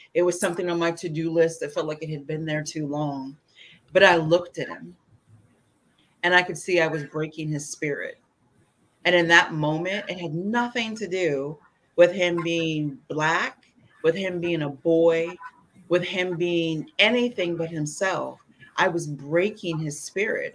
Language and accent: English; Indiana, United States; now in Washington, D.C. metropolitan area, United States; I grew up in Indiana, middle America